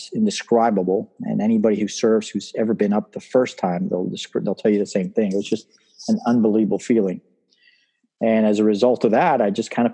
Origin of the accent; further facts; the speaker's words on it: Miami, Florida, United States; also born or lived in Cuba; They came to Miami and I lived in Miami pretty much my entire life